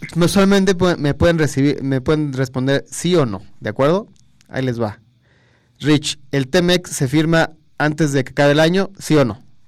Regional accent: Mexico; tenemos que unirnos como mexicanos todos

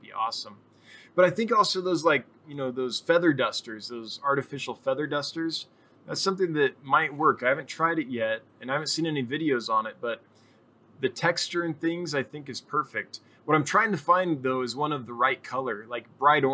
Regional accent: Northern California, United States; moved away; I'm originally from Northern California.

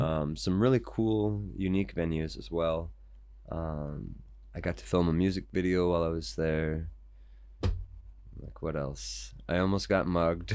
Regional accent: United States; I'm American

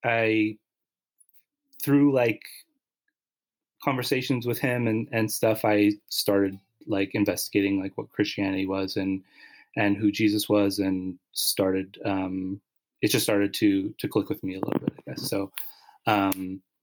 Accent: Winnipeg, Manitoba, Canada; moved away as an adult; now in Montreal, Canada; I grew up in Winnipeg

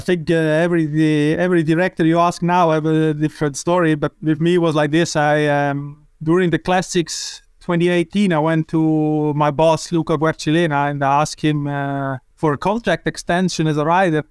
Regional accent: Switzerland; I'm from Switzerland

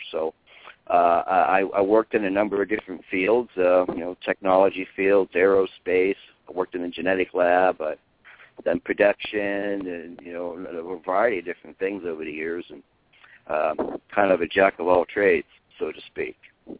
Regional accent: Pennsylvania, United States; moved away as an adult; now in Arizona, United States; I grew up in the Appalachian Mountains of western Pennsylvania. I lived in a rural type community.

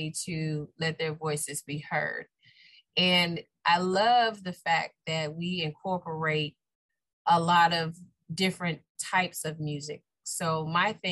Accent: Key West, Florida, United States; I'm born and raised. Yes, I am proud to say I'm a conch

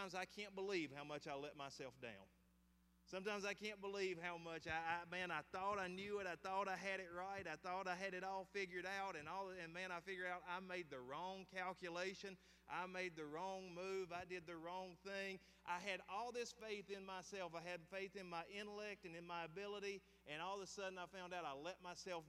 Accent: the South, Southern United States, United States; I am a Southern dude. I will be here unless God calls me somewhere else. I will stay below the Mason and Dixon line

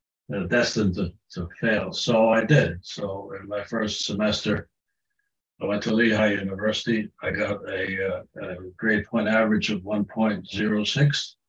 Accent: Germany; born there; also born or lived in United Kingdom; Well, I was born in Germany.

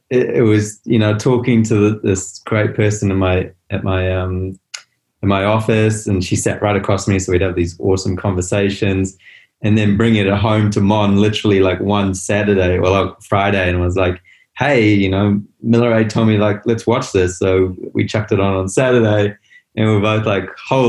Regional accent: Botswana; moved away; also born or lived in South Africa; I was born in South Africa. I grew up in Botswana.

